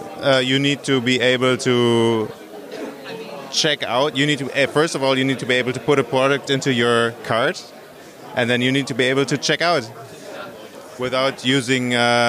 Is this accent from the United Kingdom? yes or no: no; Rotterdam, South Holland, Netherlands; I'm with the Ali Collective, and I'm from Rotterdam.